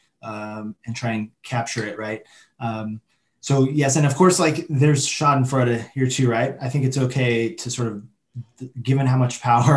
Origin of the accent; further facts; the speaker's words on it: United States; as an American